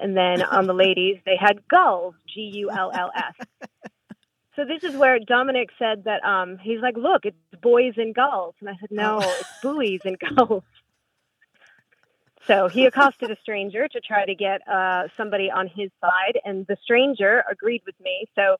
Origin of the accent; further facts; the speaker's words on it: New England, United States; now in Indianapolis, United States; And I am from New England